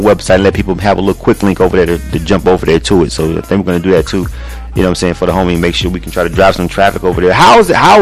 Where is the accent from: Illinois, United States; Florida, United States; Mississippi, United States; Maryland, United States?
Florida, United States; Panama City; my hometown, Panama City, Florida.